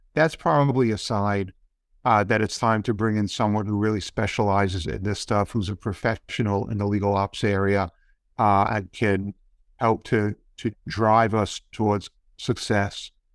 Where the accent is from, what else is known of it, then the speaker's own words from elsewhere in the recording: New York City, New York, United States; I grew up on the Lower East Side of Manhattan before it was really a cool place to live